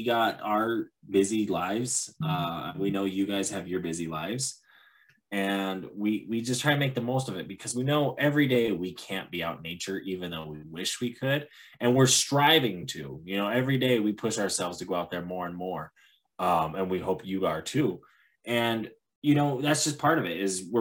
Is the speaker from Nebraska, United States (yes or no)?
no; Montana, United States; I'm from Montana.